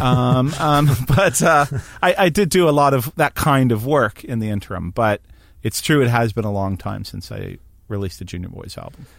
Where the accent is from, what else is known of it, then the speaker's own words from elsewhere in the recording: Hamilton, Ontario, Canada; I grew up in Hamilton